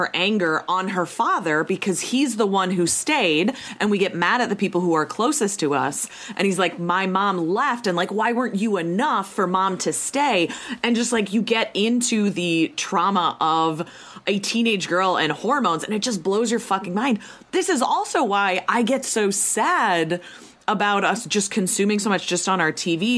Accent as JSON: {"language": "English", "town": "Minneapolis", "region": "Minnesota", "country": "United States", "tie": "born or raised there", "also_born_or_lived": "Eden Prairie, Minnesota", "said": "I am from Minnesota. I am in Minneapolis right now."}